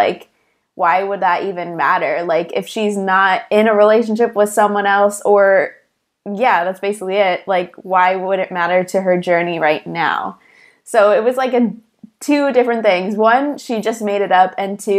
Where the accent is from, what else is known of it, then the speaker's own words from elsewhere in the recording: Chicago, Illinois, United States; I have heard of Brittany because we're both from Chicago